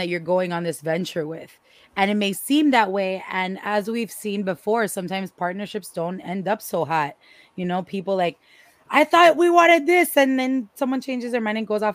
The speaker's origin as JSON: {"language": "English", "town": "Miami", "region": "Florida", "country": "United States", "said": "I am from Miami and I am Cuban"}